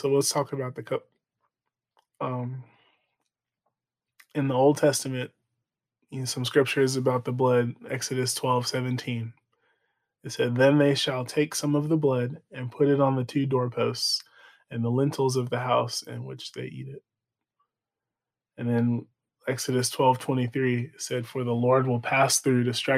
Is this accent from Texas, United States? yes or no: yes; Texas, United States; We're from Texas